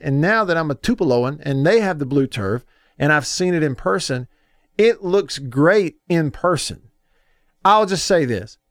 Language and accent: English; Tupelo, Mississippi, United States; Tupelo High School football T-shirt from my hometown